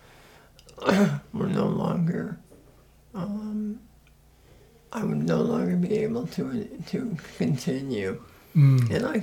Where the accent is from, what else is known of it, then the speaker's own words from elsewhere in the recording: Des Moines, Iowa, United States; I was born in Des Moines and raised in Des Moines